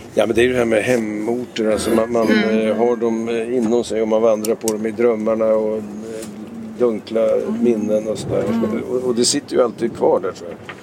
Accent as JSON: {"language": "Swedish", "town": "Vingåker", "region": "Södermanland", "country": "Sweden", "tie": "born or raised there", "also_born_or_lived": "Lysekil, Bohuslän", "moved": "yes", "said": "Jag är ju uppvuxen i Vingåker, en liten ort i Sörmland"}